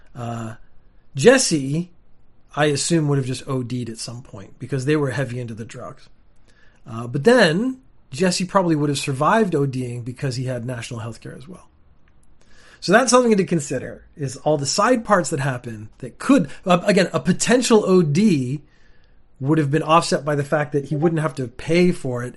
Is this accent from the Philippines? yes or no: no; Canada; now in Japan; I am Canadian and I live in Japan now